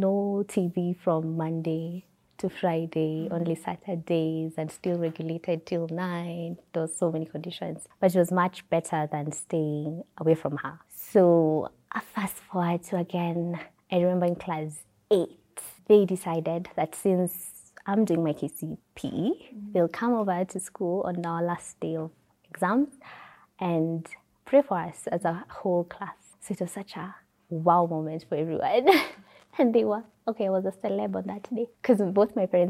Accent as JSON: {"language": "English", "town": "Nakuru", "region": "Nakuru County", "country": "Kenya", "tie": "born or raised there", "said": "I come from Nakuru, Kenya. Born and raised in Nakuru, in Lanet."}